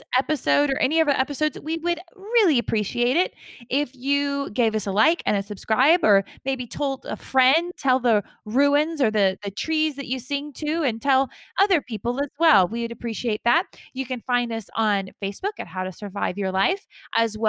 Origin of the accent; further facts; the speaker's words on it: Georgia, United States; moved away; I grew up in Georgia. It's hot. And we have like maybe a week of winter